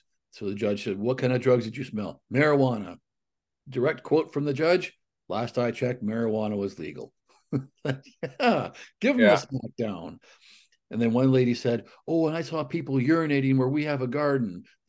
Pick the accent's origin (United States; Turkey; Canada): Canada; Alberta; which, by the way, is actually about three times the population of the community where I grew up in Northern Alberta. So I can identify with the tiny town.